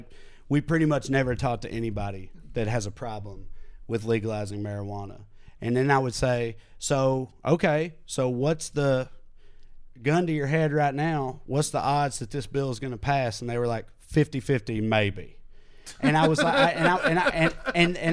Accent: the South, United States; now in Los Angeles, United States; growing up in the South

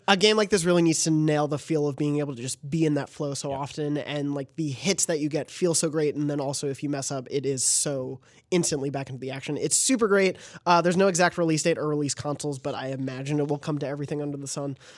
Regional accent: New York City, New York, United States; moved away; we're both from New York and yeah. lived there for a while

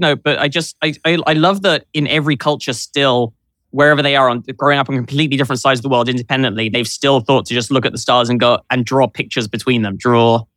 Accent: London, United Kingdom; I grew up in London

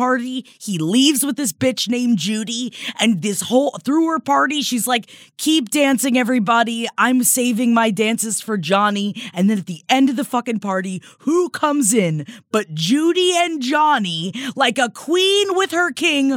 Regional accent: Tampa, Florida, United States; moved away; my hometown September 14th of Tampa, Florida

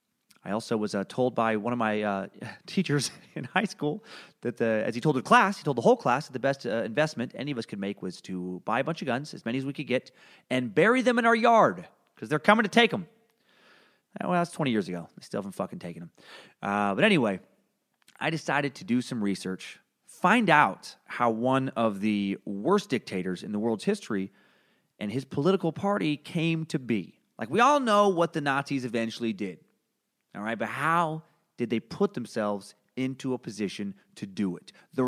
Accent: Idaho, United States; I'm from Northern Idaho, where belief that the government is out to get you and take away your freedom and fundamental rights is as ingrained in the local culture

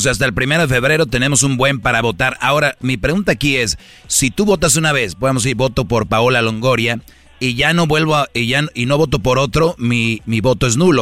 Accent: San Nicolás de los Garza, Nuevo León, Mexico; yo soy de Monterrey, Choco, yo soy de San Nicolás de los Garza.

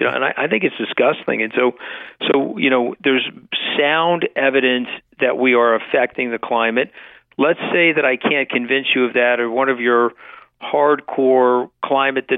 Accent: Long Island, New York, United States; I grew up on Long Island

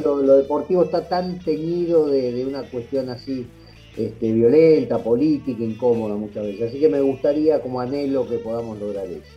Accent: Argentina; somos argentinos

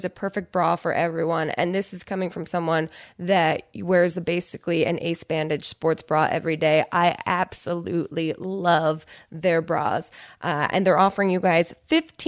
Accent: New Jersey, United States; New Jersey, my home state

